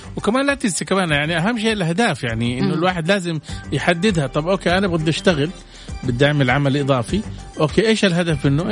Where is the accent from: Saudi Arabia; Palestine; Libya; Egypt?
Saudi Arabia; احنا عندنا في السعوديه